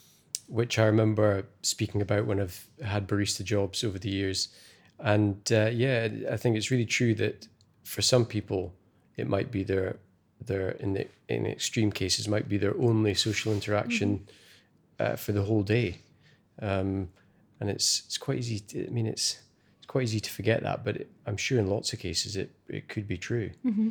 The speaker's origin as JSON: {"language": "English", "region": "Scotland", "country": "United Kingdom", "tie": "born or raised there", "said": "it's where I was born and brought up in Scotland, perhaps had that a long time ago, but I certainly haven't lived anywhere really in Scotland where you've got so much small independent businesses on a doorstep"}